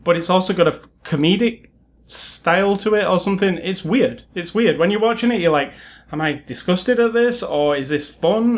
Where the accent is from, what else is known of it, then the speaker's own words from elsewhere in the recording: United Kingdom; being British